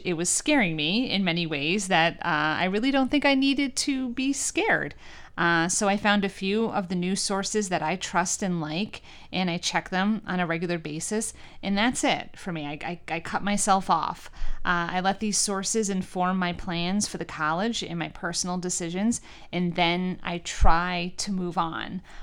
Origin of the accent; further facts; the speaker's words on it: New York, United States; moved away as an adult; now in Northeastern Pennsylvania, United States; Being from New York